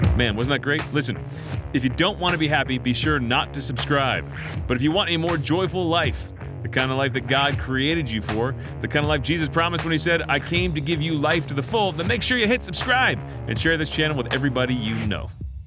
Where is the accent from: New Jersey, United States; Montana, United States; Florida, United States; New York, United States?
New Jersey, United States; I'm from New Jersey.